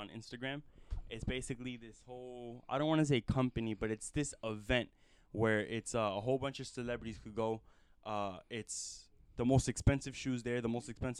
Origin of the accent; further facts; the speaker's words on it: Texas, United States; Like, I'm from Texas, and I love it. You feel me? And there's Texas flags everywhere, bro.